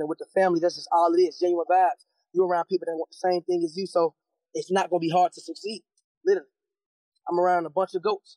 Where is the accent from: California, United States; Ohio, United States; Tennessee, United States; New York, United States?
Ohio, United States; Cincinnati; I'm from Cincinnati, Ohio